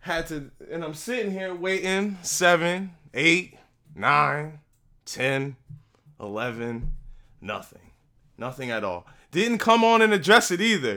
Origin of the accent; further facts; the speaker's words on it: Newark, New Jersey, United States; moved away as an adult; also born or lived in Hillside, New Jersey; now in Woodbridge, United States; I'm from Newark. I live in Hillside. I now live in Woodbridge.